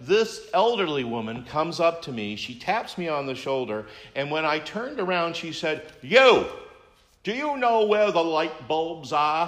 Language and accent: English; Maine, United States; now in New Hampshire, United States; I am a native Mainer.